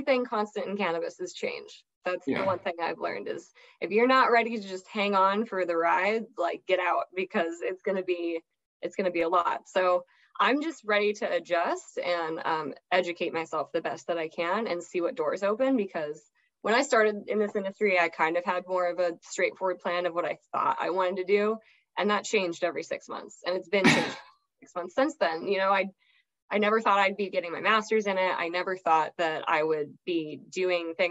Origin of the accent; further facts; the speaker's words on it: Hawaii, United States; now in Los Angeles, United States; I'm from Hawaii.